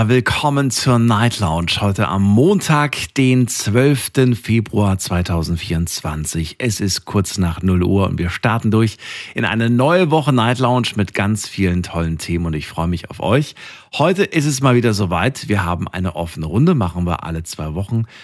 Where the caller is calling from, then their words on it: Biberach, Baden-Württemberg, Germany; Äh, aus Biberach, Richtung Neu-Ulm.